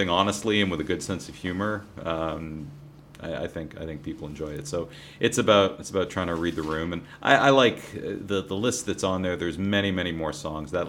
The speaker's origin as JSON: {"language": "English", "town": "Toronto", "region": "Ontario", "country": "Canada", "tie": "born or raised there", "said": "I grew up in Toronto, so you know, … was a big band up"}